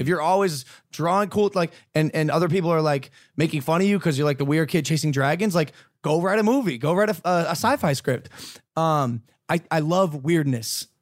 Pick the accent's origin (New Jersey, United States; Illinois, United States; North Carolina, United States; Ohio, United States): Ohio, United States; I'm a kid from Ohio, bro. I'm from Ohio